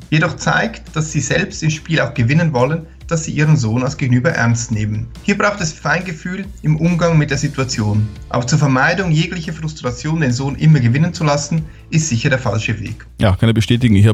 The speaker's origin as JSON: {"language": "German", "town": "Wels", "region": "Upper Austria", "country": "Austria", "said": "Ich bin ja aus Wales und ich hab auch nur gute Erfahrungen."}